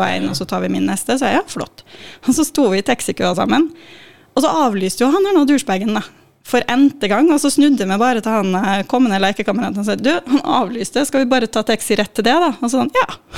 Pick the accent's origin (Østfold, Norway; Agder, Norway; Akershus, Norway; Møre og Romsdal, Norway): Møre og Romsdal, Norway; Molde; moved away as an adult; also born or lived in Trondheim; jeg er fra Molde, Molde, ja. men jeg har vokst opp litt utafor mot min vilje.